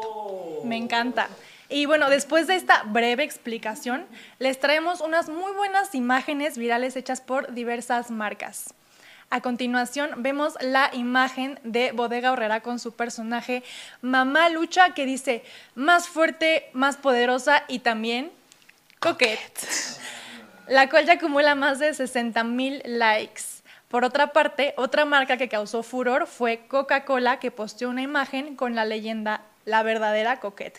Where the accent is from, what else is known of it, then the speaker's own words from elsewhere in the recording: Mexico; como somos mexicanos